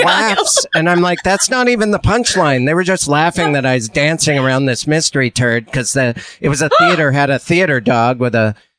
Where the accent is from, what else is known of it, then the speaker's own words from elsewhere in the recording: Carmel, California, United States; I was born in Carmel.